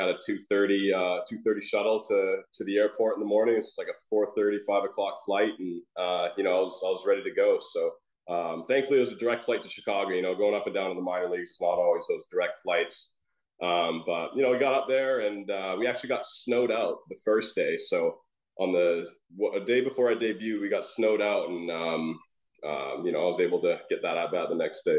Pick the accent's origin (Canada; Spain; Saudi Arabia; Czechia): Canada; British Columbia; So, I'm still obviously a Canucks fan. Those are my hometown guys, rooting those guys on.